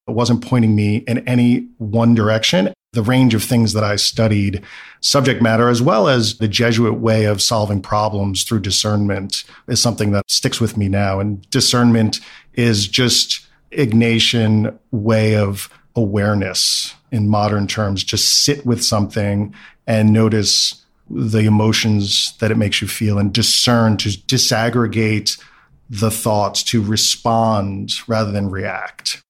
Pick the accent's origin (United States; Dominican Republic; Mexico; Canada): United States; New York City, New York; I grew up in Brooklyn, middle class background